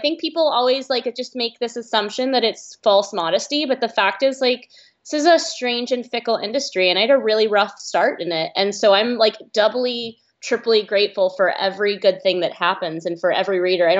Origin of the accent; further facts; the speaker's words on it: Nashville, Tennessee, United States; moved away as an adult; also born or lived in Bay Area, California / Edinburgh, Scotland / France; I grew up in Tennessee, in Nashville. I'm actually originally from California, but I'm from north of where you are. I'm from the Bay Area. And I was raised in the South, went to an all-girls Southern prep school in the South